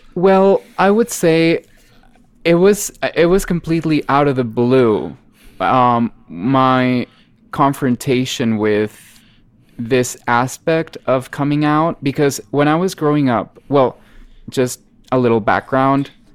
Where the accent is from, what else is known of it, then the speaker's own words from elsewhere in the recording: Monterrey, Nuevo León, Mexico; English is a second language; I am Mexican and I am from Monterrey, Mexico, which is in the north, just a few miles away from the Texan border. And uh, I've always grown up in this kind of bicultural region